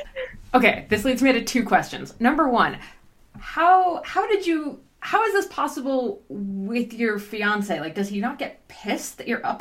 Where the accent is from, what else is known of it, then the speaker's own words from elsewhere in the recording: New Jersey, United States; now in Canada; I grew up in New Jersey